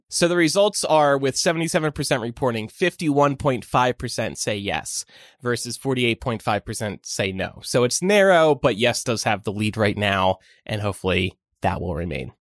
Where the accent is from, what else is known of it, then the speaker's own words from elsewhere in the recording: Pennsylvania, United States; moved away; I grew up in Pennsylvania